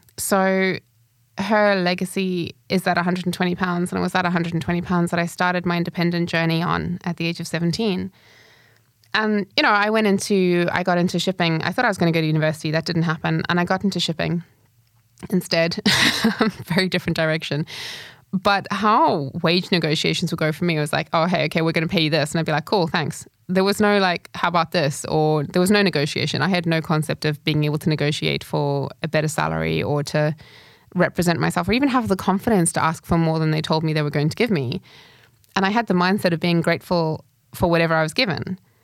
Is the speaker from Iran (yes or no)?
no; Zimbabwe; moved away; also born or lived in United Kingdom; having left Zimbabwe and gone into, I moved to the U K, so first world living